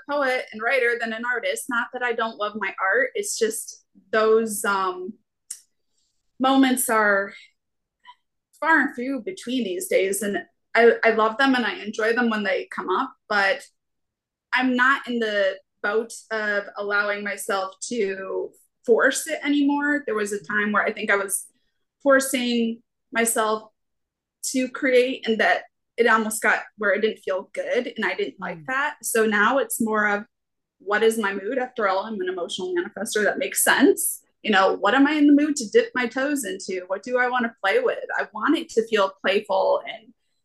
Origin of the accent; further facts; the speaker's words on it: upstate New York, United States; now in Florida, United States; I'm from upstate New York, you know, a few hours above New York City